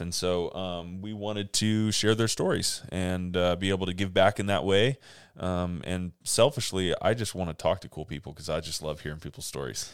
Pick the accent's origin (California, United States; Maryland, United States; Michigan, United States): California, United States; Monterey Peninsula; moved away as an adult; also born or lived in Fresno, California; now in Grants Pass, United States; I was born in Southern California, but I've lived most of my life on the Monterey Peninsula in California